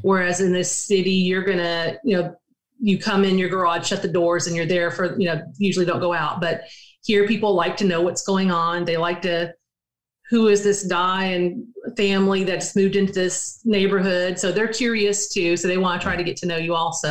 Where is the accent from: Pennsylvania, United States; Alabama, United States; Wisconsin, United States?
Alabama, United States; Prattville; moved away; I grew up in Alabama. Um, it's not, it was small when I lived there, but Prattville